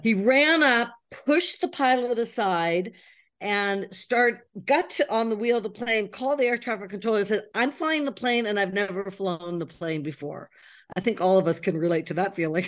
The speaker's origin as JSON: {"language": "English", "country": "United States", "moved": "as an adult", "lives_now": "Paris, France", "said": "I'm an American living in Paris."}